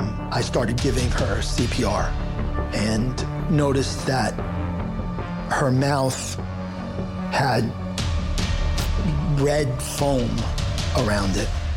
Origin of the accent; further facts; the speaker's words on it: New York, United States; moved away as an adult; now in Florida, United States; I moved down to Florida from New York in 1996 after graduating college.